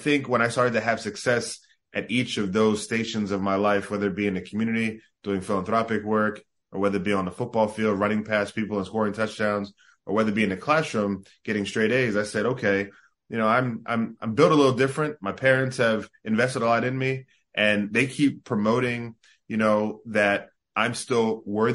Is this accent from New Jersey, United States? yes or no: yes; South Jersey near Atlantic City, New Jersey, United States; also born or lived in Bahamas; I grew up in South Jersey near Atlantic City. We left the Bahamas, you know, when I was around 3 years old